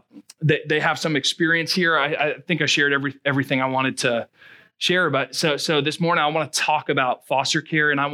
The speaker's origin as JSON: {"language": "English", "region": "Rhode Island", "country": "United States", "tie": "born or raised there", "moved": "as an adult", "lives_now": "Marshfield, United States", "said": "I'm from Rhode Island"}